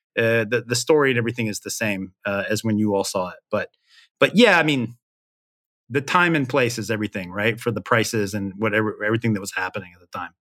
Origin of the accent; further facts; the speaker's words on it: Memphis, Tennessee, United States; I'm from Memphis